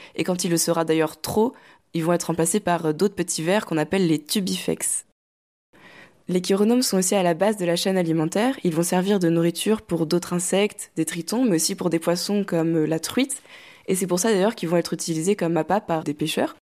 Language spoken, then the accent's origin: French; Normandy, France; moved away as an adult; now in Rennes, France; j'ai grandi en Normandie entre la campagne et la mer